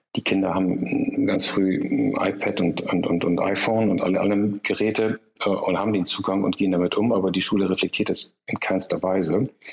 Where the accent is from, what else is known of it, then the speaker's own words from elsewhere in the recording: Germany; wir als Deutsche